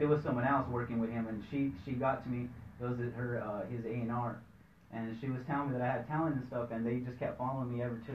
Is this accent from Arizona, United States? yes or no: yes; Superior, Arizona, United States; moved away as an adult; also born or lived in Mesa, Arizona / San Tan Valley, Arizona; I was raised in Superior my whole life